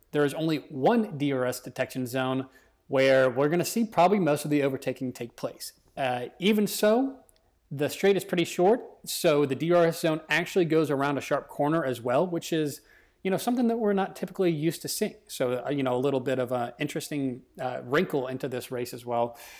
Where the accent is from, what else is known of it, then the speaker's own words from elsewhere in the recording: United States; as Americans